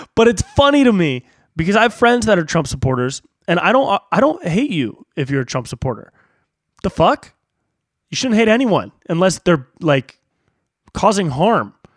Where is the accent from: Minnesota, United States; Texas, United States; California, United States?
California, United States; Davis; now in Los Angeles, United States; I have friends that are in my hometown